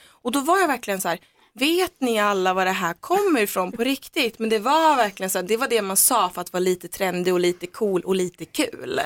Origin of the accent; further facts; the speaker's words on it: Söderhamn, Gävleborg County, Sweden; i Söderhamn där jag kommer ifrån